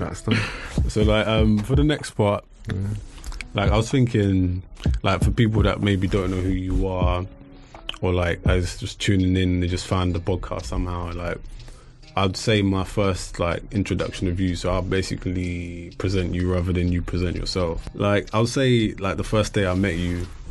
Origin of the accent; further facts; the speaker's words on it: England, United Kingdom; growing up in England